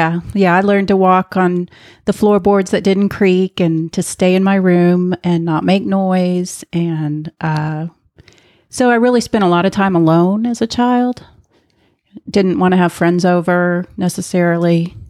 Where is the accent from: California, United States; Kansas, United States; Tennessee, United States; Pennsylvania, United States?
Kansas, United States; Well, I grew up in the middle of the country in a middle-class family